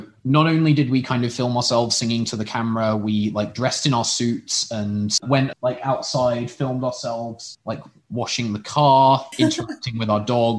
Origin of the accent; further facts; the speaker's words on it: Oxford, South East England, United Kingdom; I'm from Oxford, which also has six a cappella groups